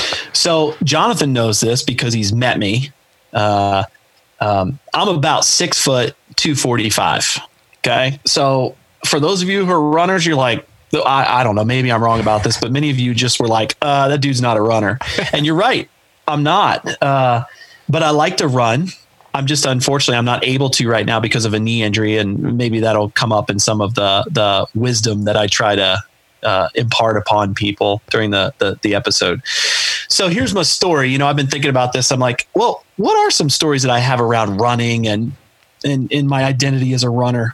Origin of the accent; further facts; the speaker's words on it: Chillicothe, Ohio, United States; now in Columbus, United States; my hometown of Chillicothe, Ohio